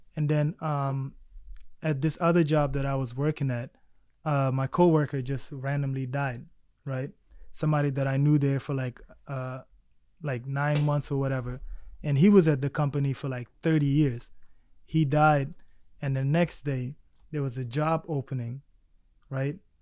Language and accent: English; Baltimore, Maryland, United States; English is a second language; also born or lived in South Sudan / Egypt; now in New York City, United States; growing up in Baltimore